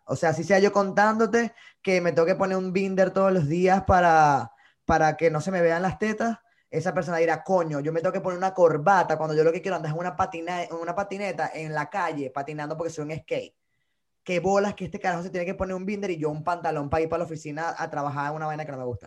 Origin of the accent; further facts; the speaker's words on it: Venezuela; moved away as an adult; also born or lived in Bogotá, Colombia; now in New York, United States; Yo sí estoy muy orgulloso de decir que soy venezolano